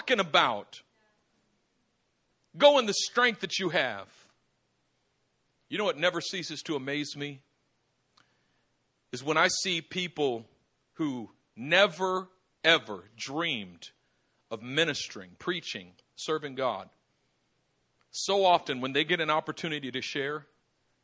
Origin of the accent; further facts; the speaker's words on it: Oakland, California, United States; I grew up in East Oakland